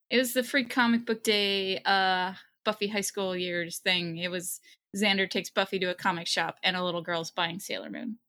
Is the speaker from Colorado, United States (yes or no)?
no; Waltham, Massachusetts, United States; I grew up in Waltham, Massachusetts, which is right outside of Boston